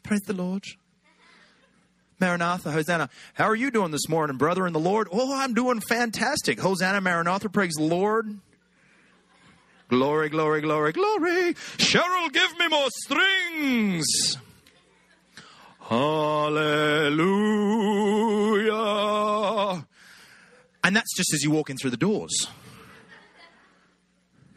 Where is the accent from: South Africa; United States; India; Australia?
Australia; accent: Aussie; Feels like home now